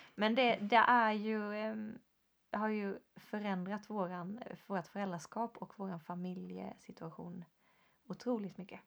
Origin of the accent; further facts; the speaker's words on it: Sweden; vi som svenskar